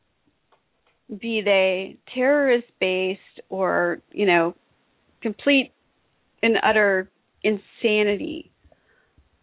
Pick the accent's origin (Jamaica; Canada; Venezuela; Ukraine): Canada; I'm Canadian